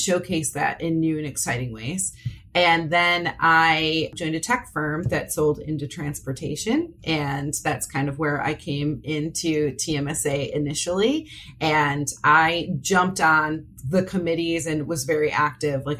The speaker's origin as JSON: {"language": "English", "town": "Parma", "region": "Ohio", "country": "United States", "tie": "born or raised there", "said": "I grew up in the Parma, Ohio area. So I only moved a few towns over now"}